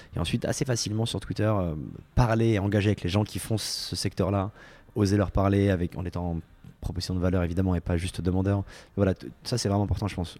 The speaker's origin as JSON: {"language": "French", "country": "France", "also_born_or_lived": "San Francisco, United States", "moved": "yes", "said": "j'étais le seul français"}